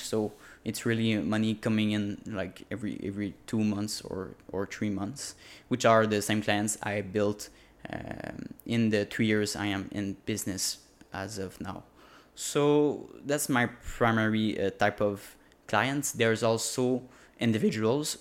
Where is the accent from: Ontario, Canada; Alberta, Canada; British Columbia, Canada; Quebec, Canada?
Quebec, Canada; first language French; English is a second language; I'm a French native speaker. Um, obviously in French in Quebec